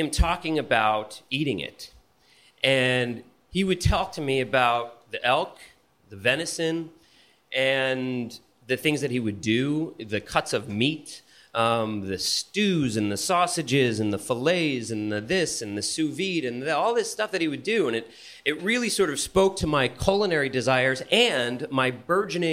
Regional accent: Bergen County, New Jersey, United States; moved away; also born or lived in Los Angeles; I'm from New Jersey. I'm from Bergen County, from the tri-state area

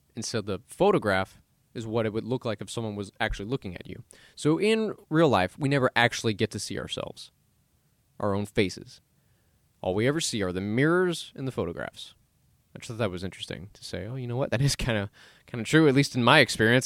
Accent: Dallas, Texas, United States; I was born in Dallas, born and raised, and I'm still here.

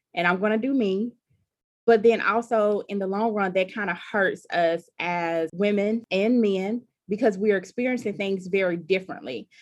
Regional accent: about an hour from Columbus, rural Mississippi, United States; my hometown that's very rural and you know there aren't any services nearby

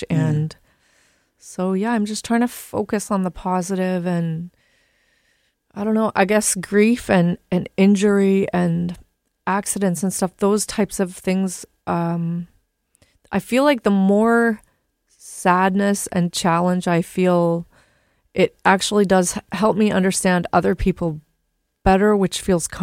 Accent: Calgary, Alberta, Canada; moved away; I'm from Calgary, Alberta

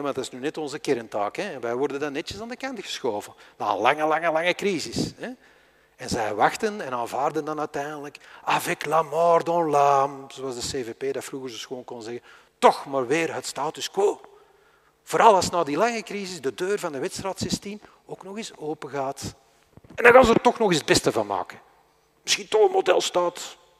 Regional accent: Flanders, Belgium; wij zijn Vlamingen

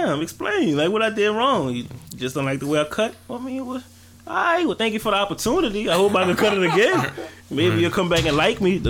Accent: Slidell, Louisiana, United States; also born or lived in New Orleans; I've been in Slidell for a minute. Okay. Like, since like fourth grade. I came after Katrina. So, I mean, I guess you could say I'm from Slidell.

